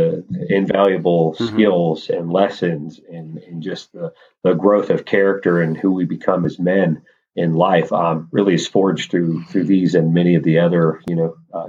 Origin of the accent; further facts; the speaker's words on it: Wisconsin, Iowa, Nebraska, Midwest, United States; moved away as an adult; now in Raleigh, United States; So I grew up in Wisconsin, Iowa, Nebraska. My family farms in all three states.